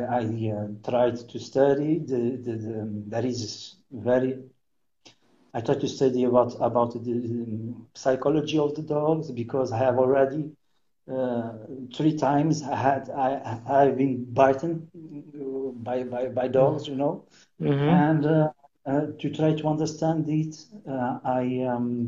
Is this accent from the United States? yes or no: no; São Miguel Island, Azores, Portugal; English is a second language; I am from Miguel, Iceland. I'm born here, okay? I am natural from here